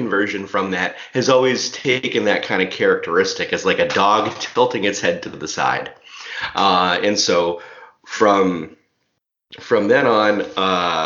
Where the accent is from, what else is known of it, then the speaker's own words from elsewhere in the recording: Goderich, Ontario, Canada; I grew up in Goderich